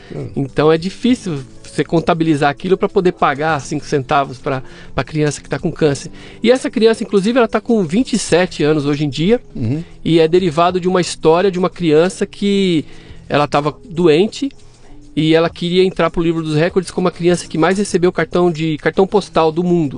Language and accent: Portuguese; São Paulo, Brazil; also born or lived in Camburi, São Paulo; Eu nasci aqui em São Paulo.